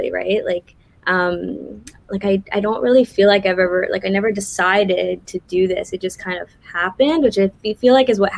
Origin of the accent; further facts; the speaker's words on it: Montreal, Quebec, Canada; From the All West Island, from the West part which is why I'm like super English.